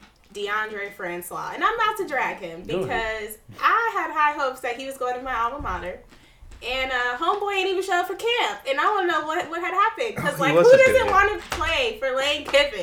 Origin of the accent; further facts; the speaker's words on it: Tampa, Florida, United States; I'm from Tampa